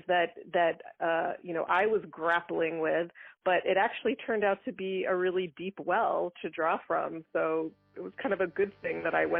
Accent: Long Island, New York, United States; I grew up on Long Island in New York

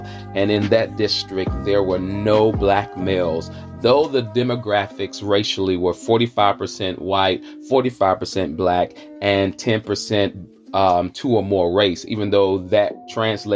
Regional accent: Charlotte, North Carolina, United States; accent: Southern; I'm bringing joy from the South. Most importantly, the QC, the Queen City, Charlotte, North Carolina

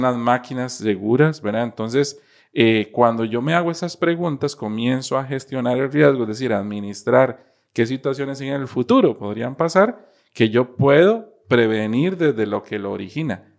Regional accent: Costa Rica; como costarricense

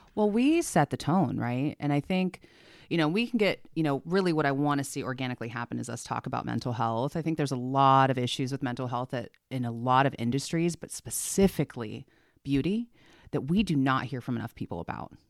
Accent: San Diego, California, United States; moved away as an adult; now in Oregon, United States; I'm from San Diego

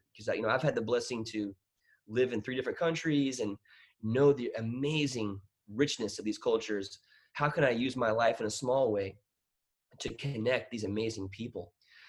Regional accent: Bangkok, Thailand; moved away as an adult; also born or lived in United States / Peru; ended up living in Thailand for 18 years. So I grew up my whole life in Thailand, Bangkok, kind of my hometown. And and my first year officially living in the United States was my first year at Texas A&M University in College Station.

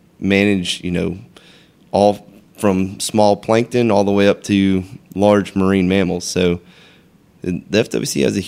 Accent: DeLand, Florida, United States; I grew up in DeLand, went to DeLand High, you know, so not too far away from here.

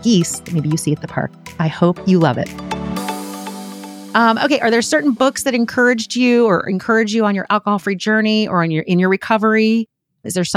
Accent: Philadelphia, Pennsylvania, United States; I grew up in Philly. Yeah, I grew up outside Philly, city of brotherly shove

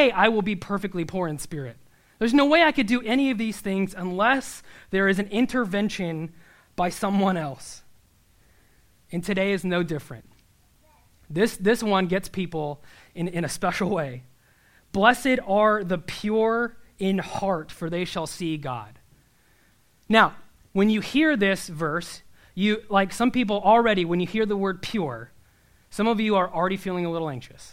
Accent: Nebraska, United States; I'm from Nebraska

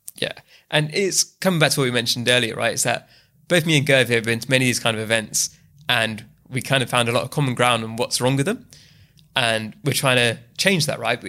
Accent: London, United Kingdom; also born or lived in Bath; I'm born and bred in the UK. I was raised in East London

